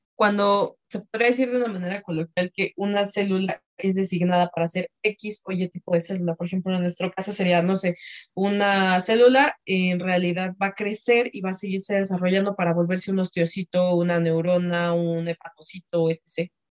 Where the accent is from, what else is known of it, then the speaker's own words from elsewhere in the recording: Mexico; como buenos mexicanos